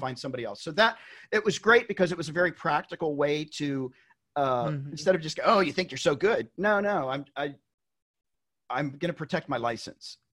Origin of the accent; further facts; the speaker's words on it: Tennessee, United States; I'm from Tennessee. I grew up in Tennessee